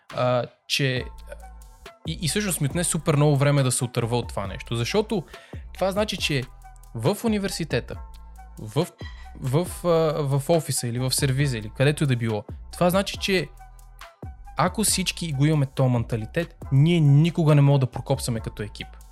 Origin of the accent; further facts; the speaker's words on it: Sofia, Sofia City, Bulgaria; ние като хора, които сме израснали в Люлин, знаеме какво е качеството на живот в Люлин